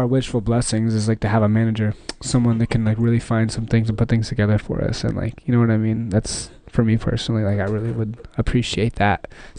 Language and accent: English; Dallas, Texas, United States; I came out here from Dallas, Texas like 2 years ago, met some really cool guys.